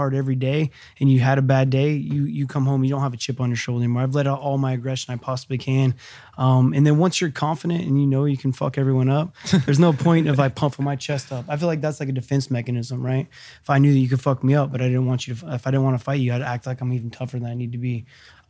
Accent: Angels Camp, California, United States; my hometown Angels Camp

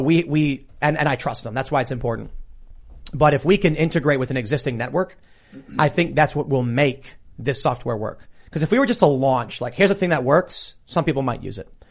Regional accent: Chicago, Illinois, United States; I'm being from Chicago

